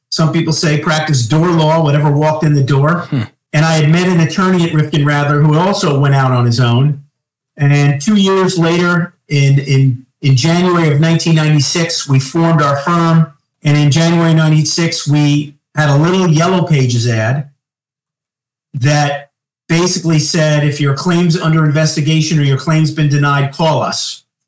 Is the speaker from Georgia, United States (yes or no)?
no; Long Island, New York, United States; moved away as an adult; also born or lived in Manhattan, New York; now in Greensboro, United States; I grew up on Long Island, and then my last 10 years was in Manhattan. Now I'm in Greensboro, North Carolina, since March of 2022